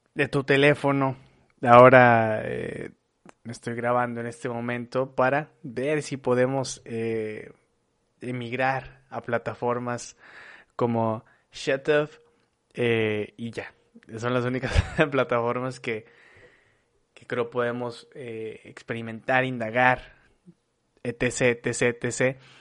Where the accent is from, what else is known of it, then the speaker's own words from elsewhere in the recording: Torreón, Coahuila, Mexico; now in Monterrey, Mexico; soy originario de Torreón, Coahuila, pero vivo en Monterrey desde hace como 14 años, 15 años